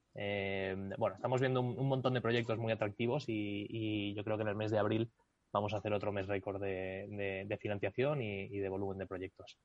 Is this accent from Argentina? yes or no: no; Spain